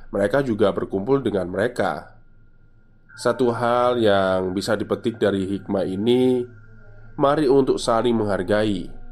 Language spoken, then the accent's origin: Indonesian; Java, Indonesia; kita itu orang Jawa